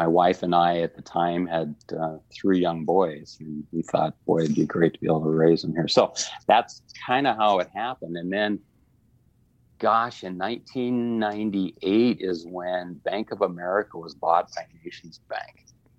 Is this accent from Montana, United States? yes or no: yes; Montana, United States; moved away as an adult; also born or lived in California; now in Missoula, United States; I'm from Montana, but I live here.